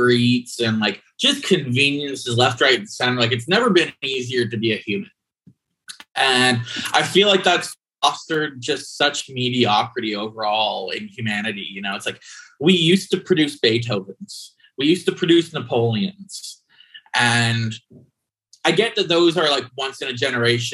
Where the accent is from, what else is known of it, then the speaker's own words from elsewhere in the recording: Canada; growing up as a Canadian